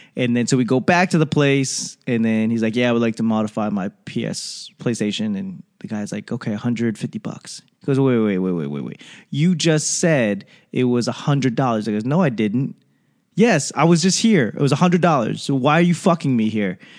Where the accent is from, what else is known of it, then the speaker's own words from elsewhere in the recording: East Coast, United States; I'm from the East Coast.